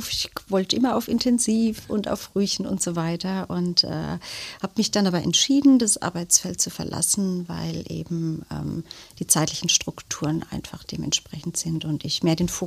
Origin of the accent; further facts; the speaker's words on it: Germany; born there; Also ich bin in Deutschland geboren, aber meine Eltern sind vor vielen, vielen Jahren ausgewandert und daher der Name.